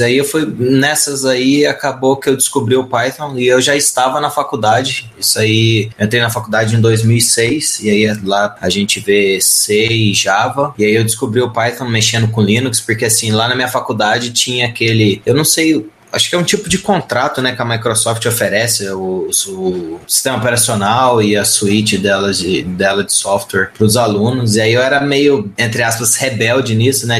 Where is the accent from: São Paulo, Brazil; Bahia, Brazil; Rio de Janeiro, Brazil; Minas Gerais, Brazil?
Minas Gerais, Brazil; Pouso Alegre; sou de Pouso Alegre, Minas Gerais